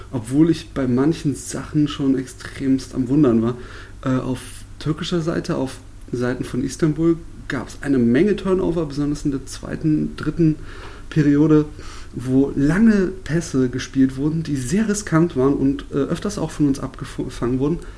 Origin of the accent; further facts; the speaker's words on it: Berlin, Germany; weil ich als Berliner das nicht gewohnt bin